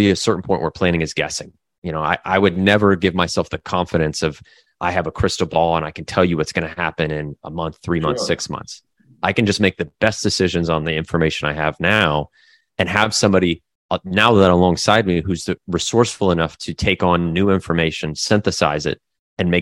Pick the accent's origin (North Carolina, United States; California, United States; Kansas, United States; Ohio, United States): Kansas, United States; Derby; moved away as an adult; also born or lived in Japan; now in Florida, United States; growing up through elementary school, middle school, and through high school in the Midwest, in Derby, Kansas, a pretty small town in the Midwest